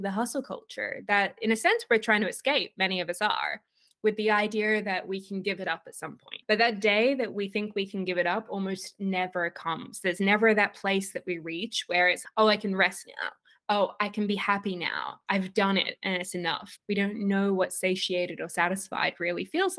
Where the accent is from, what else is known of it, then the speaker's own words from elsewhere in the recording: Australia; accent: Australian; also born or lived in Sydney, Australia; I'm currently in Sydney, Australia, for anybody who can hear my accent